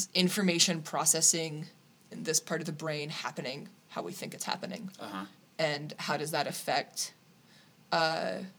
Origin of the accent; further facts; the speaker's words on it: Naselle, Washington, United States; moved away as an adult; also born or lived in Astoria, Oregon / Munich, Germany; now in Cologne, Germany; I'm from Nacelle, Washington. Born in Astoria, raised Nacelle, and now currently live in Cologne, Germany